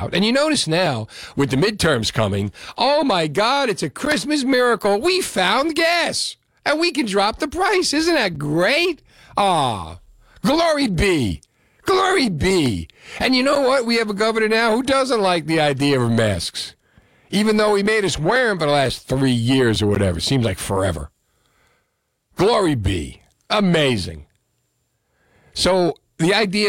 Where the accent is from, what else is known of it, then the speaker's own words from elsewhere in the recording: Union City, New Jersey, United States; I'm from Union City